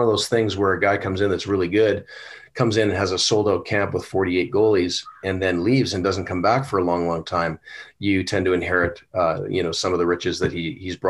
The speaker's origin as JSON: {"language": "English", "town": "Trail", "region": "British Columbia", "country": "Canada", "tie": "born or raised there", "also_born_or_lived": "Vancouver", "said": "I was born in Vancouver. I was raised in Trail."}